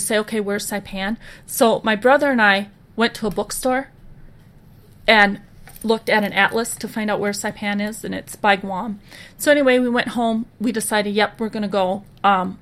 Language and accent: English; Minnesota, United States; I'm from Minnesota